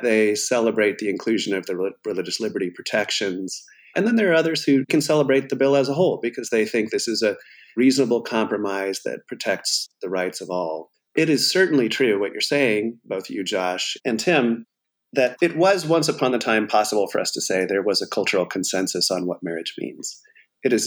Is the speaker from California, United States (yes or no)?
yes; California, United States; moved away as an adult; also born or lived in Atlanta, Georgia / New Jersey / Boston; I grew up in California